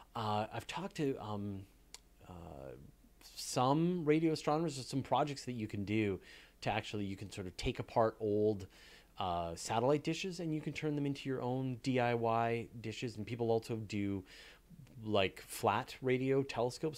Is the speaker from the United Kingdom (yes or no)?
no; Canada; we're both Canadian